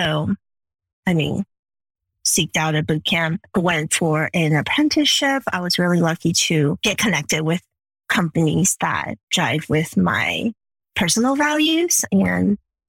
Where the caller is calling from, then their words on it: Chicago, Illinois, United States; I'm joining you from Chicago today, bright and early in the morning.